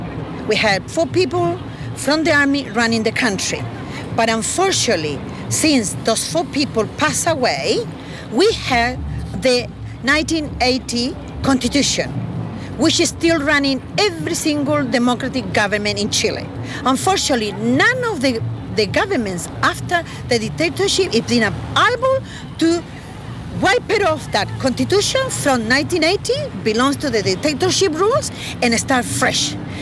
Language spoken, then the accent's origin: English; Australia; As the Australian, we do support the Aboriginal movement for the right of the land.